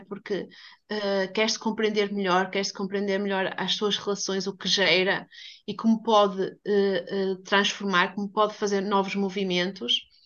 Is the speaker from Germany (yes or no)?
no; Portugal; eu sou portuguesa